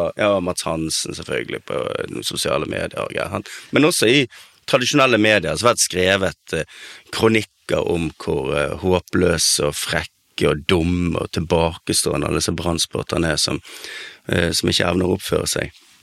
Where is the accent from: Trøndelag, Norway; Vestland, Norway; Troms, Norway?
Vestland, Norway; Bergen; en slags sånn eh, ekstrembergensk oppvekst